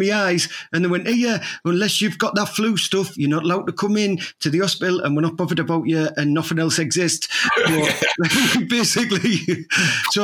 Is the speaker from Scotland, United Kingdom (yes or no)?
no; Teesside, North East England, United Kingdom; we are Teesside